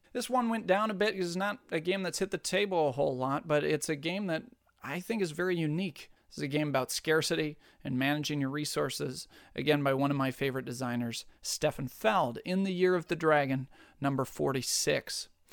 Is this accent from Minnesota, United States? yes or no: yes; Minnesota, United States; being a Minnesotan myself